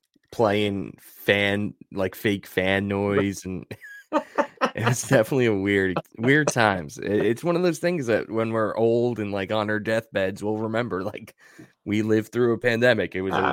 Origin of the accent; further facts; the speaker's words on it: New York, United States; like we're the generation where, yeah, we grew up on Long Island, so it makes sense that we're Islander fans. Mm-hmm. And then like we moved away and we're still Islander fans.